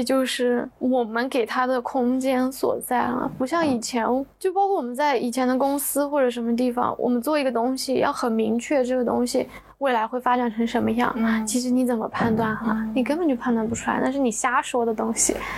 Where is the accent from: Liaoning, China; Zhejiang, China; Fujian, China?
Zhejiang, China; Hangzhou; 杭州的。